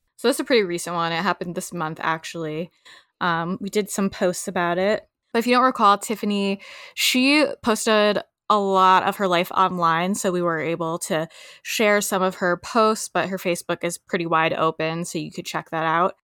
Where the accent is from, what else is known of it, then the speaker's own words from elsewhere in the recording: United States; us Americans.